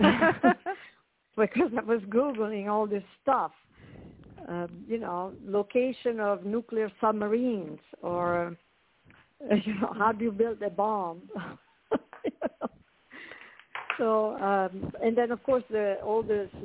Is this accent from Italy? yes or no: yes; Italy; moved away; I grew up in Italy, as you can probably tell from my accent